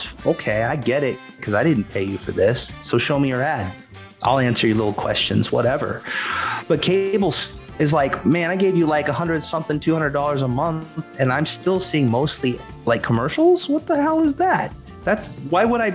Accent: United States; also born or lived in Japan; I'm American

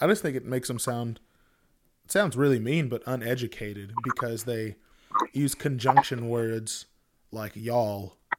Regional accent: Texas, United States; I grew up in Texas, so it's normal to me

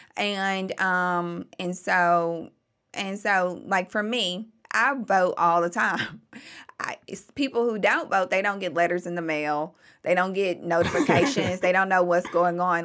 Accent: Memphis, Tennessee, United States; I was born and raised in Memphis. I'm a true blue Memphian

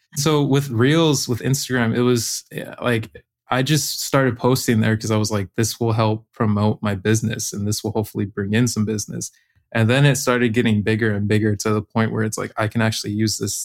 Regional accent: Arizona, United States; moved away as an adult; now in Maui, United States; I'm living in Maui, Hawaii right now. I'm from Arizona, but yeah, living out here on the island.

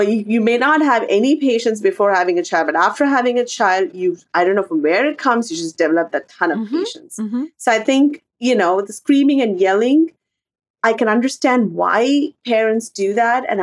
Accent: India; moved away as an adult; growing up in India

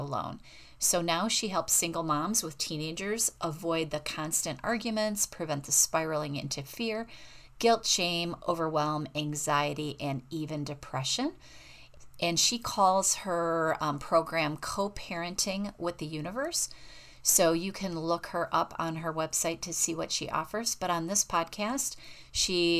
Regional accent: United States; accent: American; my American accent

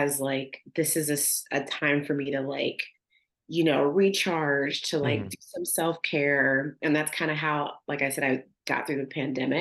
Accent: Youngstown, Ohio, United States; moved away; I have really good memories of growing up there

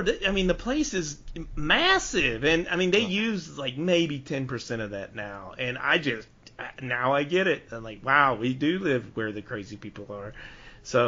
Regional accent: Pineville, Louisiana, United States; I'm from Pineville

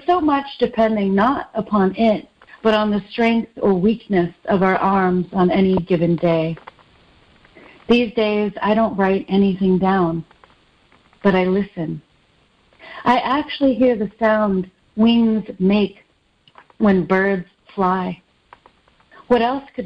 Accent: Nashville, Tennessee, United States; also born or lived in Detroit, Michigan, United States; I'm Filipino-American. I was born in the suburbs of Detroit and grew up in the suburbs of Nashville mostly, and also in the city of Nashville

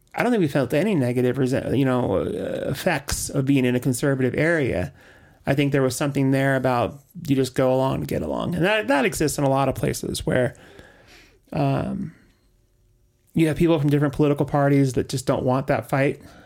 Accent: Orange County, Southern California, United States; So, I was raised in Southern California, in Orange County

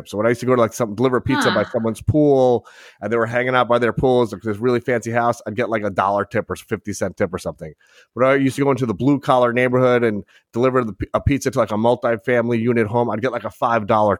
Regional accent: South Shore of Long Island, New York, United States; I grew up on the South Shore, which is a very blue collar

